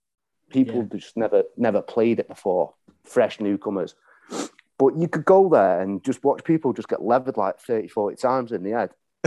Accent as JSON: {"language": "English", "town": "Crewe", "region": "North West England", "country": "United Kingdom", "said": "I am from Crewe, which is in Cheshire."}